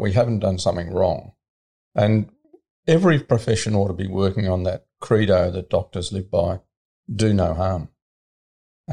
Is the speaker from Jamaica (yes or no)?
no; Australia; As an Australian